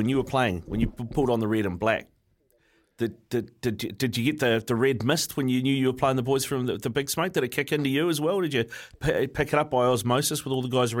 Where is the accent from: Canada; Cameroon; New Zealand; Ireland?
New Zealand; Auckland; I grew up in Auckland as an Auckland fan in the 80s